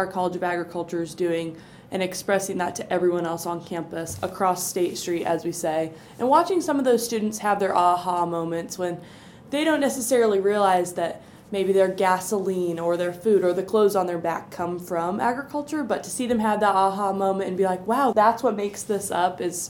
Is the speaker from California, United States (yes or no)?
no; Bourbon, Indiana, United States; I grew up in Bourbon, Indiana, which is about 2 hours north, a small town in Marshall County. I have family farms on both sides of my family, but my parents are first generation removed from the farm.